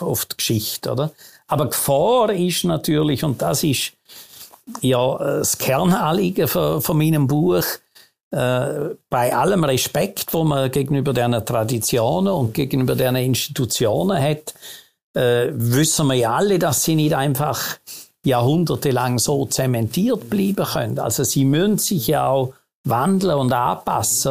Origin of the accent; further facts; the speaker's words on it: Vorarlberg, Austria; moved away as an adult; now in Switzerland; als gebürtiger Vorarlberger